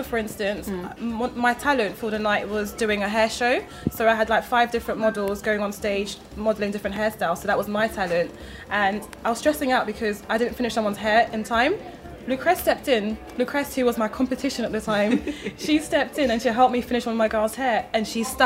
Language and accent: English; London, United Kingdom; also born or lived in Belgium / Democratic Republic of the Congo (ancestry); I'm Congolese by origin. I grew up in Belgium till I was about 7 years old. And then I moved here to the UK, and I've been here ever since. I live in Northwest London